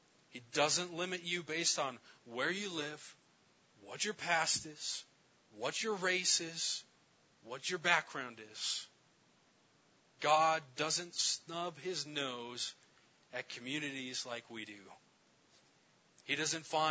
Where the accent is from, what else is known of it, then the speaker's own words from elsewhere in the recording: Gallup, New Mexico, United States; I'm from Gallup, New Mexico, where I've served alongside